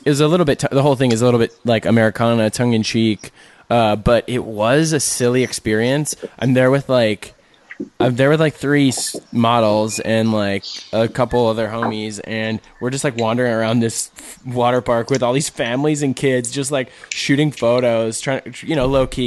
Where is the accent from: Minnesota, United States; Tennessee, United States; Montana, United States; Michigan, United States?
Minnesota, United States; we're both from Minnesota